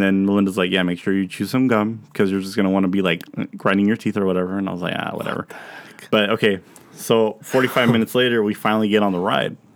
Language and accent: English; Pomona, California, United States; moved away; my hometown in Pomona.